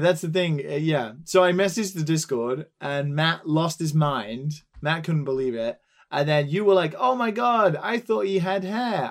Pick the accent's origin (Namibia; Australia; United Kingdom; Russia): United Kingdom; England; now in Tokyo, Japan; I'm English